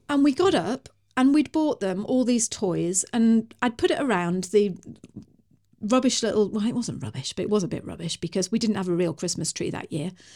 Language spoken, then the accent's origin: English; United Kingdom; I'm British.